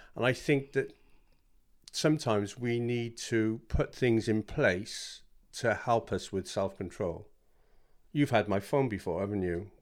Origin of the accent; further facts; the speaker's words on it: South Wales, United Kingdom; moved away as an adult; now in Bishop's Stortford, United Kingdom; I'm from South Wales originally, and moved here when I married my lovely wife